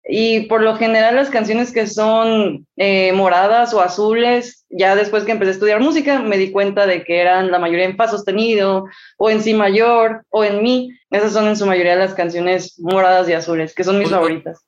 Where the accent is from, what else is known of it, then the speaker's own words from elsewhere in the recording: Mexico; Tengo 21 años, soy mexicana.